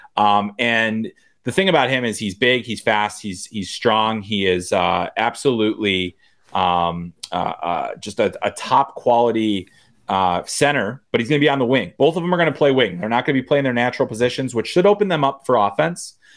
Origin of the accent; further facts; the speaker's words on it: Chicago, Illinois, United States; I'm from Chicago. I grew up a Bears fan.